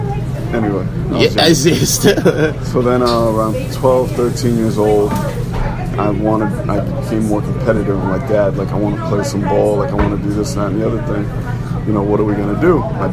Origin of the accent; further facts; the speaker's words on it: Westchester, New York, United States; I'm like 13 years old. So I'm, you know, I'm from Westchester